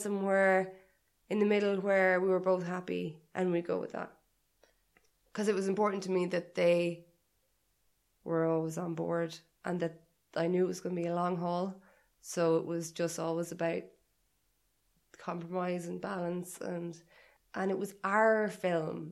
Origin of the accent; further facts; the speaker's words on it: Ireland; also born or lived in Liverpool; I wanted to be at home. Yeah. I wanted to be in Ireland. I missed Irish people, and I missed my family